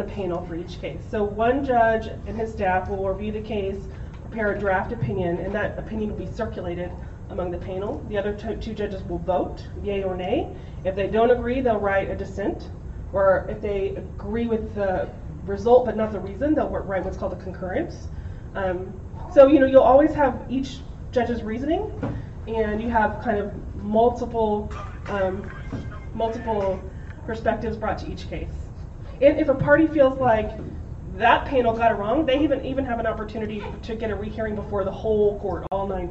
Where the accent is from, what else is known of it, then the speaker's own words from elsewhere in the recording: Spring, Texas, United States; I'm from Spring, Northwest Houston. I went to Klein High School